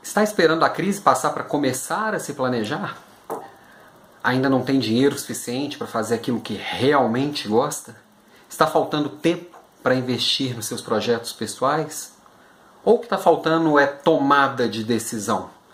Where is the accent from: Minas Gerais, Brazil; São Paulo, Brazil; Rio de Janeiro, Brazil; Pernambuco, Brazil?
Minas Gerais, Brazil; Belo Horizonte; moved away as an adult; eu mudei para Belo Horizonte, voltei para minha cidade natal depois de quase 10 anos fora